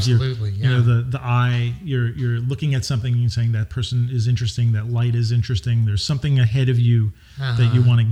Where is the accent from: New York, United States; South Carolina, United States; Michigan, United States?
New York, United States; I grew up in New York